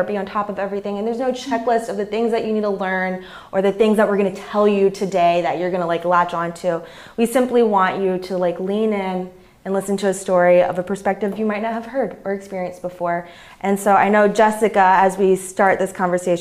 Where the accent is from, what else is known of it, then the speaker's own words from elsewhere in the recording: Richmond, Virginia, United States; moved away; I grew up in the South. I grew up in Richmond, Virginia